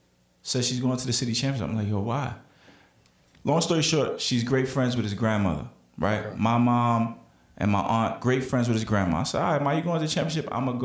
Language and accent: English; New York City, New York, United States; I'm born and raised in Brooklyn, New York. Attended Boys and Girls High School.